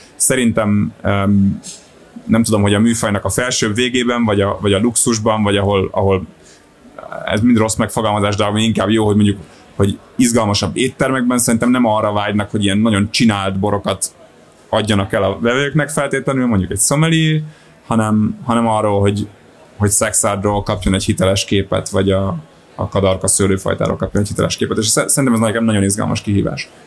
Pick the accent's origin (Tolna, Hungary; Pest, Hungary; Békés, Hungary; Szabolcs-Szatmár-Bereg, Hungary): Pest, Hungary; Solymár; also born or lived in Budapest; én Solymáron nőttem fel, meg Budapesten jártam gimibe